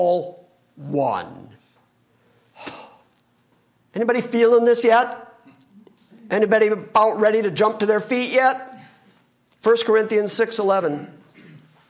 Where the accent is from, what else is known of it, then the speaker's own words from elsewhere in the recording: Michigan, United States; I'm from Michigan